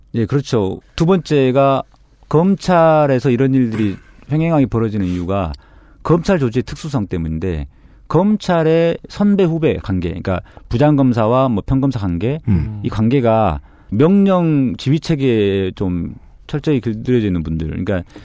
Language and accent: Korean; Mokpo, South Jeolla, South Korea; moved away; 제가 목포에서 태어나서 고등학교까지 졸업을 했거든요.